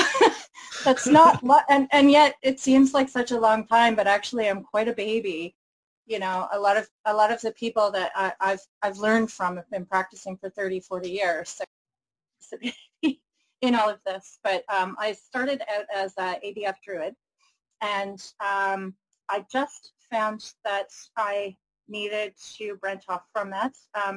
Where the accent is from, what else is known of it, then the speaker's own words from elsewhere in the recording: Canada; I am the Canadian counterpart